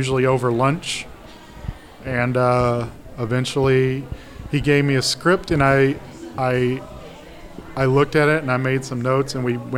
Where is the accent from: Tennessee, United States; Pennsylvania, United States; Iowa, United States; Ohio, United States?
Tennessee, United States; Memphis; now in Chicago, United States; I'm from Memphis, Tennessee